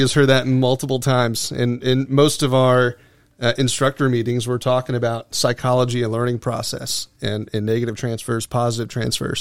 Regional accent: Venice, Florida, United States; I grew up in Venice, Florida, Sarasota County.

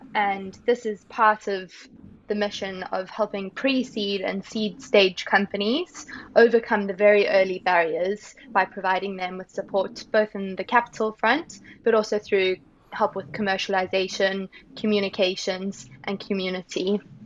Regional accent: South Africa; growing up in South Africa made a big impact on me.

